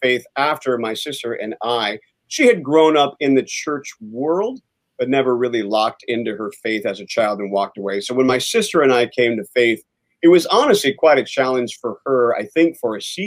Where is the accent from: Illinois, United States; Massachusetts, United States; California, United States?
California, United States; Southern; I grew up in Southern California